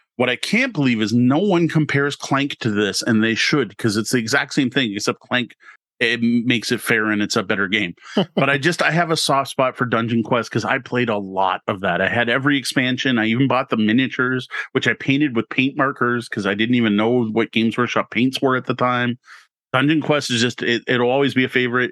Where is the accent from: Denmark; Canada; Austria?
Canada; being Canadian